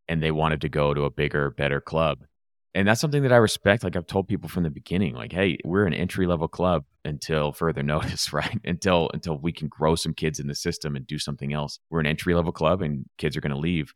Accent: Los Angeles, California, United States; moved away; I grew up in Los Angeles

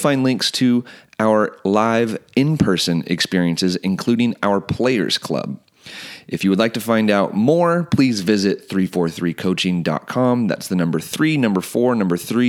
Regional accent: United States; I'm also Croatian. I was born here in the United States, but my dad made his way here from Croatia in the mid-80s

